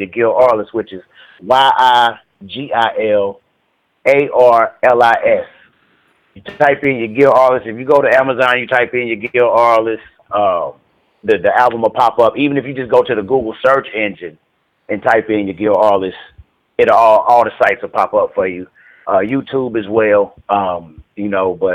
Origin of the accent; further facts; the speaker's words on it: Charlotte, North Carolina, United States; I'm originally from Charlotte, man. Charlotte, North Carolina